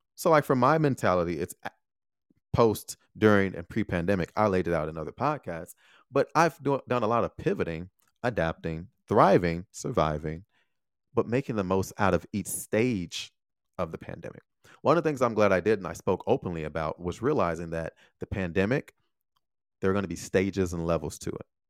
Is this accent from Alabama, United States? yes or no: no; Chicago, Illinois, United States; moved away as an adult; also born or lived in Taiwan